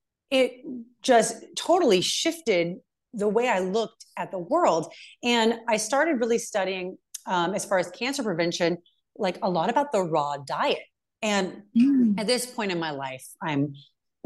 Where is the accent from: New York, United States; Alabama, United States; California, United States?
California, United States; moved away as an adult; now in Montana, United States; I'm from California, but I just moved to Montana